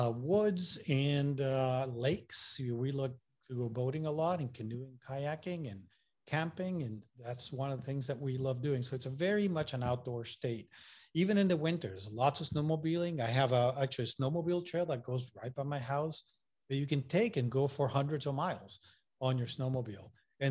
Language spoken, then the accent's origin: English; Puerto Rico; accent: Puerto Rican and Massachusetts; also born or lived in Massachusetts / North Carolina; now in Maine, United States; You know, I'm originally from Puerto Rico. I went to school in Massachusetts. So my accent is all messed up between, you know, Puerto Rican accent and Massachusetts accent.